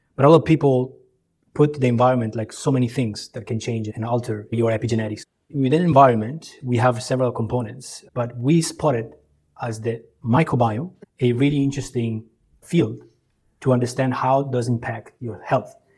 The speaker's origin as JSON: {"language": "English", "area": "Italian side of Switzerland", "region": "Ticino", "country": "Switzerland", "tie": "born or raised there", "also_born_or_lived": "Kosovo / Croatia", "moved": "as an adult", "lives_now": "Singapore", "said": "I grew up on the Italian side of Switzerland, and that's really where I started my education"}